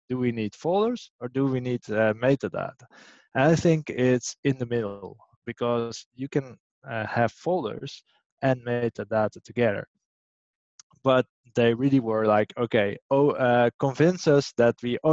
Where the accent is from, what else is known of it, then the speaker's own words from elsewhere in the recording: Amsterdam, North Holland, Netherlands; It's my hometown